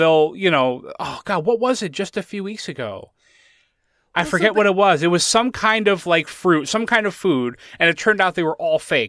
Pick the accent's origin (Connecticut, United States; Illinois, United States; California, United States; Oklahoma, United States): Connecticut, United States; I'm on the East Coast. I'm in Pennsylvania now, but I grew up in Connecticut, and that's where that store was.